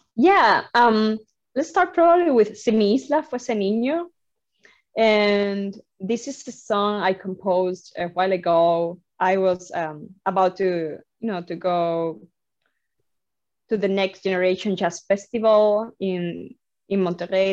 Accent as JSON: {"language": "English", "region": "Havana", "country": "Cuba", "tie": "born or raised there", "moved": "as an adult", "lives_now": "Boston, United States", "said": "I'm I'm originally from Havana, Cuba. Um, so you know, um, I grew up uh, in a very incredible country that is Cuba"}